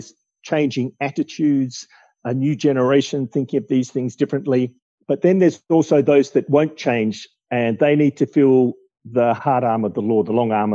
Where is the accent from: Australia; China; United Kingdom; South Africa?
Australia; growing up in Australia, seeing shifts in attitude to wildlife and native vegetation.